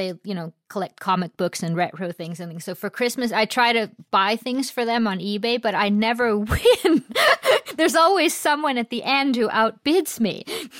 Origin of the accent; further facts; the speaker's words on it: United States; I grew up in the States in the 80s